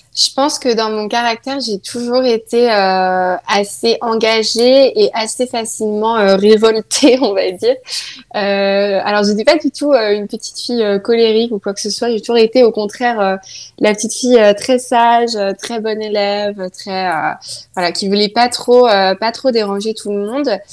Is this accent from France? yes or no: yes; countryside near Nantes, Pays de la Loire, France; also born or lived in Saint-Nazaire; je suis née à Nantes. Après, mes parents habitent dans la campagne, euh, pas très loin de Nantes, on va dire. Et puis, euh, du coup, moi, j'ai pas grandi à Nantes.